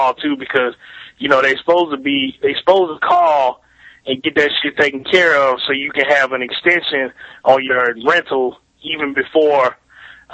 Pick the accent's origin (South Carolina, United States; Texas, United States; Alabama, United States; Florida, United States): Alabama, United States; Montgomery; I'm from Montgomery, Alabama